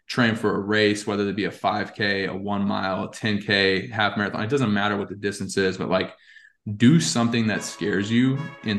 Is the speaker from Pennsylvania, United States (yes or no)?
no; Texas, United States; also born or lived in Alaska / Las Vegas / Boston; And so I was born in Alaska, which is kind of a cool fact. And then we moved to Las Vegas, and then to Boston, and then we moved to Texas when I was 10.